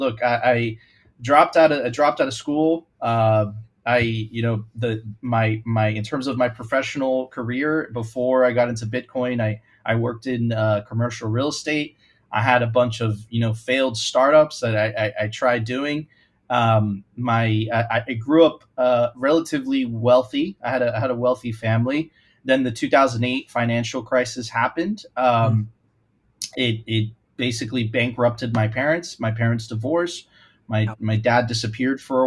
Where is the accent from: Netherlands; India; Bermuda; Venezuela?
Venezuela; now in Miami, United States; I'm originally from Venezuela